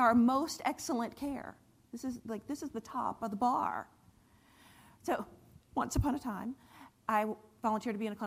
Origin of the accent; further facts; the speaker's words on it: Cary, North Carolina, United States; also born or lived in Morrisville, North Carolina / Wilmington, North Carolina; You're in my hometown. I grew up here in Cary and Morrisville